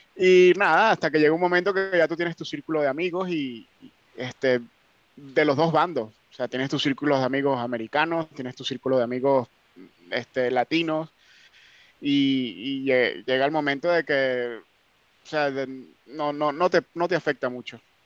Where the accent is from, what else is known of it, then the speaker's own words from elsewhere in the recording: Venezuela; also born or lived in North Carolina; now in United Kingdom; yo soy de Venezuela